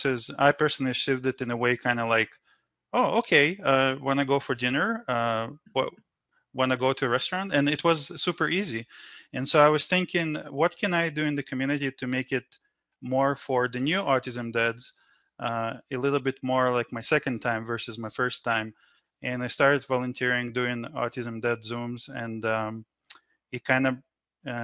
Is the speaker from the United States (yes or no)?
no; Israel; now in Canada; I grew up in Israel. I've been in Canada for over 20 years now